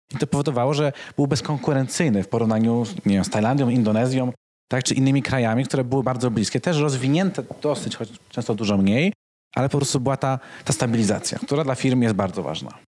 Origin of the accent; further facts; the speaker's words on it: Kraków, Lesser Poland, Poland; also born or lived in Singapore; jestem z Krakowa